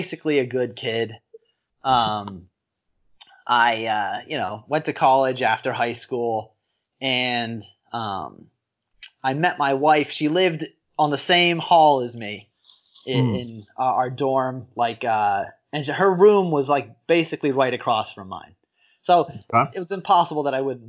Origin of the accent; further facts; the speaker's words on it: Philadelphia, Pennsylvania, United States; I'm from Philadelphia